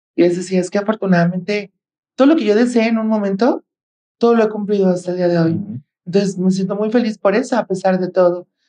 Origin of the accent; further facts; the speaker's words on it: Guadalajara, Jalisco, Mexico; soy de Guadalajara, Jalisco